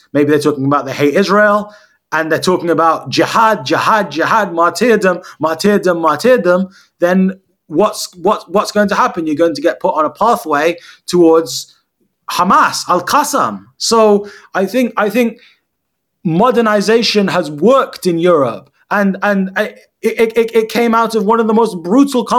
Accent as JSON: {"language": "English", "country": "United Kingdom", "tie": "born or raised there", "said": "I went through the British school system. You know, a lot of my critics say that I'm not really Palestinian because although my father's Palestinian, I'm culturally British."}